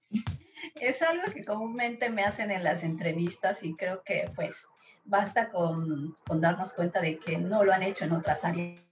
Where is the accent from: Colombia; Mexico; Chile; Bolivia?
Bolivia; soy boliviana